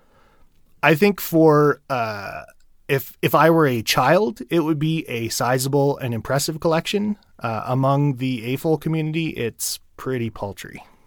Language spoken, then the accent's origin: English; Ottawa, Ontario, Canada; in my hometown of Ottawa, Ontario